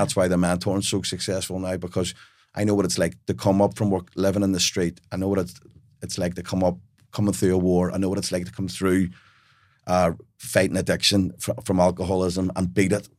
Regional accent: Belfast, Northern Ireland, United Kingdom; I grew up in Belfast in a house full of love, but we had, we were penniless.

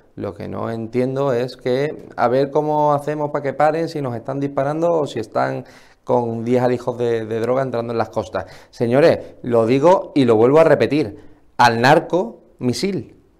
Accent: Spain; lo que es nuestro como españoles

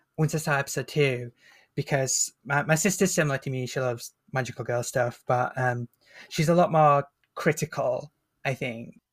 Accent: Northern England, United Kingdom; accent: Northern English; I'm Northern English, so I don't have the kind of posh B B C pronunciation. I have the more, uh, rough and tumble Northern accent

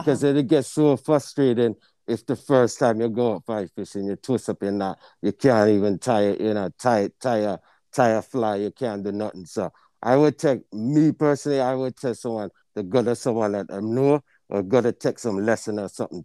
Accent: Jamaica; also born or lived in Portmore, Jamaica; now in Illinois, United States; When we grew up in Jamaica, we kinda grew up a different place there

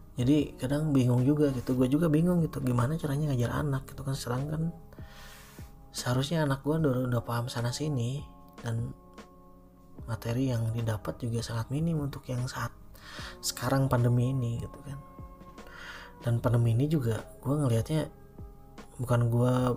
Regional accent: Cianjur, West Java, Indonesia; kota gue di Cianjur

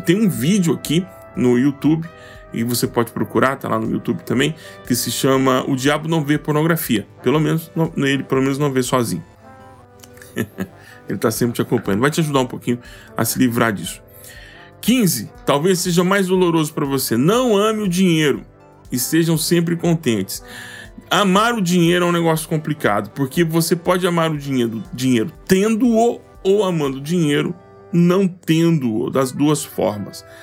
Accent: Goiás, Brazil; eu sou goiano do pé rachado

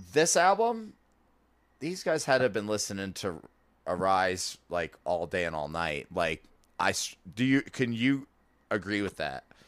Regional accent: Florida, United States; I'm from Florida too

